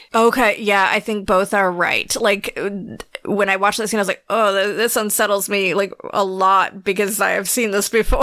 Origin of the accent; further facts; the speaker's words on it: North Carolina, United States; moved away; I am originally from North Carolina.